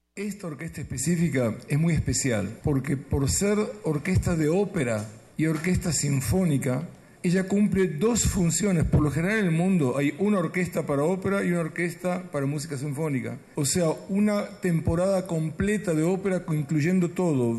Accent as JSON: {"language": "Spanish", "country": "Israel", "said": "algo de nuestra tierra"}